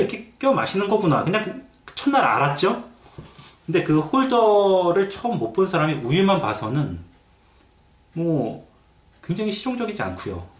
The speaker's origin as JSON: {"language": "Korean", "country": "South Korea", "moved": "yes", "lives_now": "London, Canada", "said": "이제 한국인으로서 이제 한국 교포로서는"}